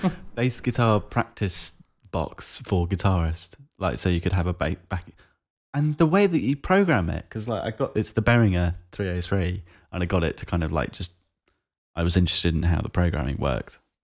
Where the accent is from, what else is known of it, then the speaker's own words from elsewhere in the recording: South East England, United Kingdom; it's painfully obvious that I'm from the South East of England